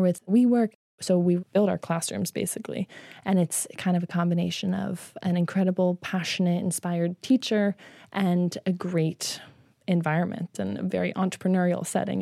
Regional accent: Midwest, United States; I grew up in the Midwest

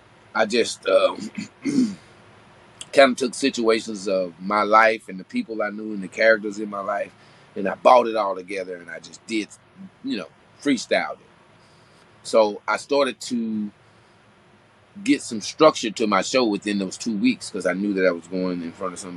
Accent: Lufkin, Texas, United States; I wasn't from Houston, Texas. I was from Lufkin, Texas, and I was an outsider.

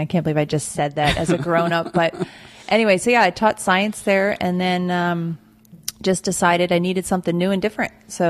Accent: Pennsylvania, United States; now in Cape Coral, United States; I'm from Pennsylvania.

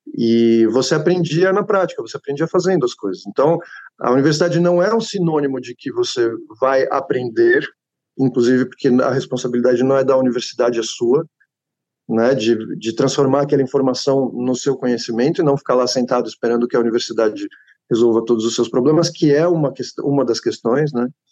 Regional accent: Atibaia, São Paulo, Brazil; Eu cresci em Atibaia, sou de São Paulo, cresci em Atibaia

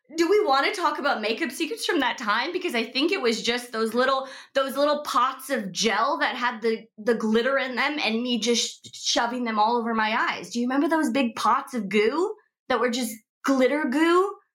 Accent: Seattle, Washington, United States; I'm from Seattle

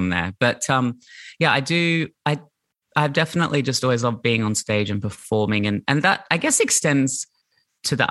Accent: Brisbane, Queensland, Australia; I grew up in Brisbane in the 80s and 90s in the suburbs on the north side in Brighton

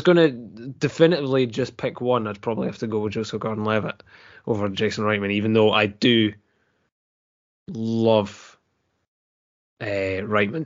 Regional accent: Dundee, Scotland, United Kingdom; I'm from Dundee

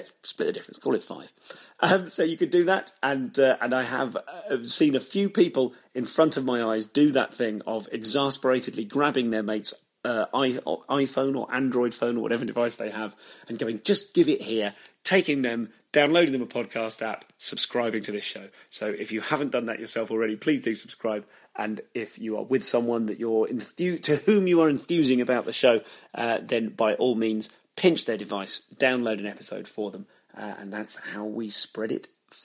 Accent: Leamington Spa, West Midlands, United Kingdom; where I grew up in Leamington Spa

